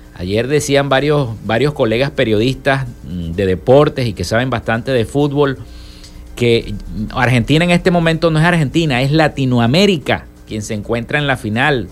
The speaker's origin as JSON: {"language": "Spanish", "country": "Venezuela", "said": "los venezolanos puedan y podamos decidir"}